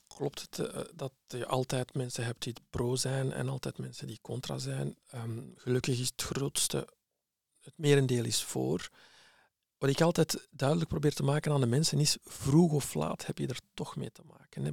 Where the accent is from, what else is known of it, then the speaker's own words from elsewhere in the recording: Flemish village, Flanders, Belgium; also born or lived in Morocco; ik ben geboren in Marokko. Ik ben naar hier gekomen op jonge leeftijd als kleuter en eh, terechtgekomen in een eh, Vlaams dorpje